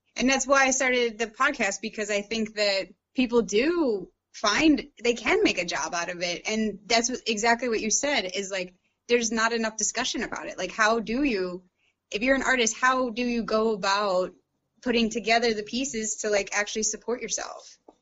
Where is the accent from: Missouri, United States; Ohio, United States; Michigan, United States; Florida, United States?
Missouri, United States; St. Louis; moved away as an adult; also born or lived in London, United Kingdom; now in Sloatsburg, United States; I grew up, I was born and raised in St. Louis, Missouri